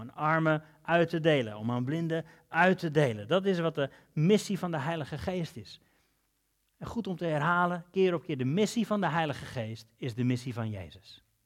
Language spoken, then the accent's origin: Dutch; Netherlands; Zijn we Hollanders